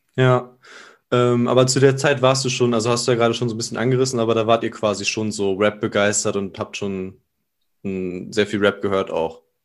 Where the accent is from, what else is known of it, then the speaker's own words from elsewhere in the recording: Germany; Ich komme aus, äh, aus der Nähe von Bremen